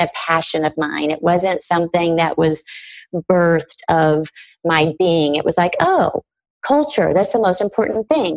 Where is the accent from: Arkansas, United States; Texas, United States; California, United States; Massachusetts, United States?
Arkansas, United States; I grew up in Arkansas